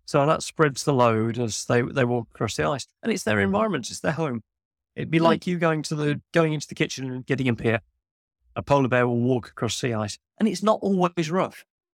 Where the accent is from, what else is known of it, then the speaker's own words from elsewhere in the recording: Birmingham, West Midlands, United Kingdom; I'm a guy from Birmingham. I'm not a youngster.